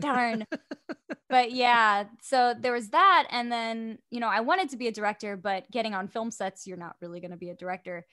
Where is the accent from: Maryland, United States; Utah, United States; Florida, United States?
Florida, United States; West Melbourne; moved away as an adult; now in Orlando, United States; I am from an hour and twenty minutes south, uh, West Melbourne